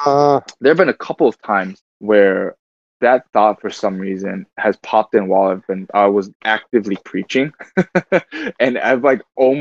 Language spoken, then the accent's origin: English; Michigan, United States; also born or lived in Seoul, South Korea; I was born in Korea, but I grew up 29 years here in America, 28 years here in America